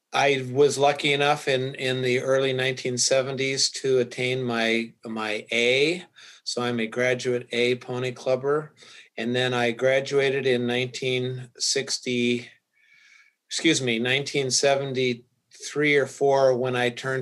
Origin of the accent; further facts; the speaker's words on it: Colorado, United States; I grew up in Colorado